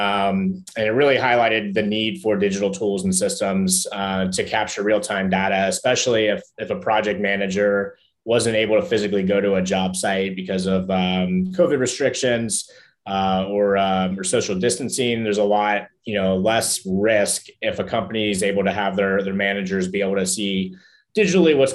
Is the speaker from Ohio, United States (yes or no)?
yes; Cincinnati, Ohio, United States; moved away as an adult; now in San Francisco, United States; despite living in San Francisco now and being a tech entrepreneur, I grew up in Cincinnati, Ohio